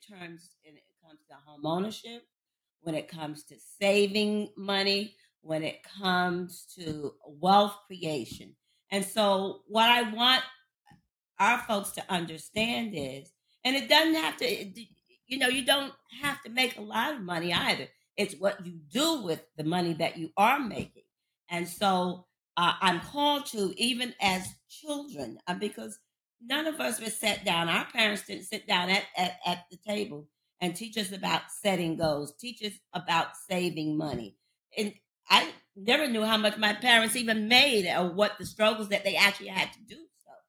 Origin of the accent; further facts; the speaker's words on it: Paterson, New Jersey, United States; coming from a small town in Paterson, New Jersey, and P-Town, of course, is for Paterson, New Jersey. I come from the Christopher Columbus Projects, where drug abuse and violence was the norm.